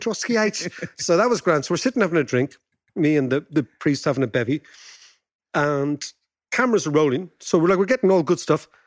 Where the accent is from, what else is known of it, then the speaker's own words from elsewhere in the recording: Ireland; as Irish people